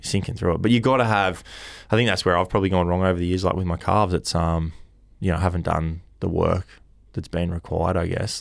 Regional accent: Kiama, New South Wales, Australia; growing up in Kioma

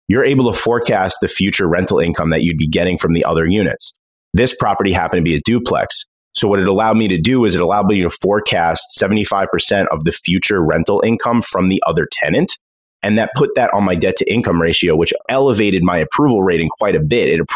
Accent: Long Island, New York, United States; I grew up in Long Island, but I moved to New York City for a little while

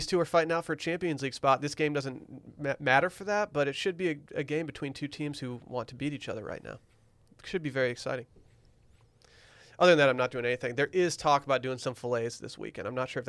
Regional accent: Michigan, United States; Just to put out the vibe. Like, yeah, I'm from Michigan.

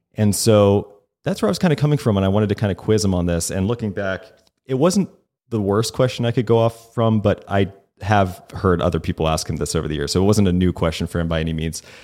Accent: the South, United States; moved away; I grew up in the South a little bit.

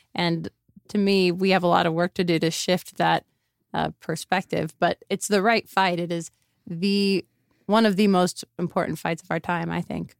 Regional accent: Miami, Florida, United States; moved away as an adult; also born or lived in Phoenix / Chicago; now in Las Vegas, United States; I grew up in Miami.

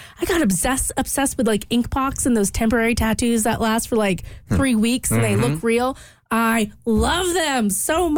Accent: Louisiana, United States; also born or lived in Wales; I grew up in Louisiana

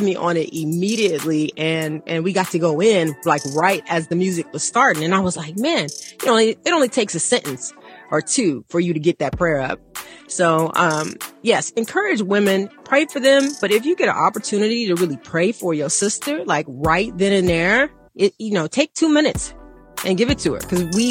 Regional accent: Atlanta, Georgia, United States; when I was growing up in Atlanta, we are taught to pray for people

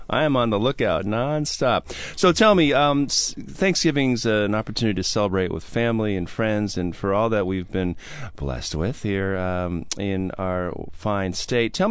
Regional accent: Milwaukee, Wisconsin, United States

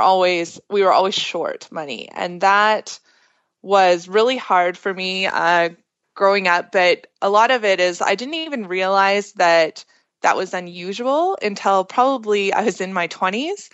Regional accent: Alberta, Canada; I'm from Alberta

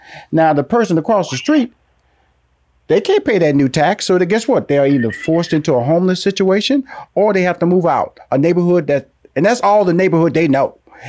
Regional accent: Houston, Texas, United States; within Houston, Texas, a community that I was born in, a community that I pride myself. I tell people I'm from Fifth Ward all the time.

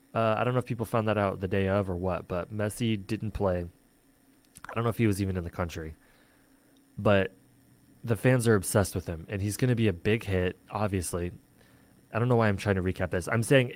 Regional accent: United States; As an American

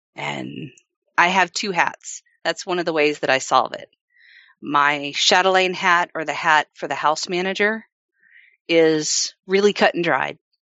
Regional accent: the South, United States; I grew up in the South

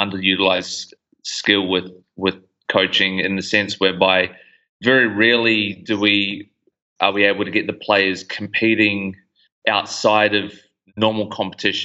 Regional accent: New Zealand; moved away as an adult; now in Gold Coast, Australia; I'm originally from New Zealand, moved over to the Gold Coast back in 2012.

